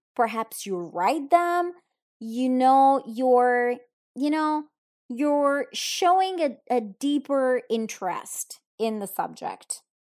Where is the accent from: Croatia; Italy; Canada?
Italy; I'm from Italy